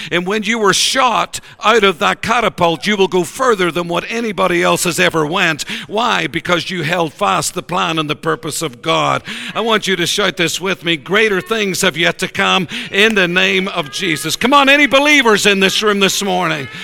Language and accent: English; Ireland; We're personable people. We want to be with everybody all the time. We're Irish